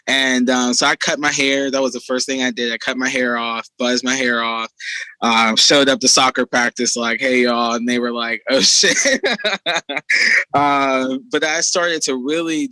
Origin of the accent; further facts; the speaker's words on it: Pittsburgh, Pennsylvania, United States; I'm from Pittsburgh